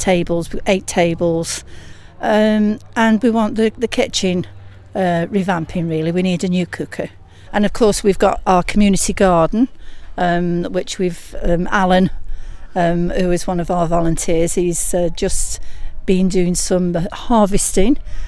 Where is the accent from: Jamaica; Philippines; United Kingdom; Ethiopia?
United Kingdom; Chesterton, England; I was born and bred in Chesterton, so I am very passionate about this place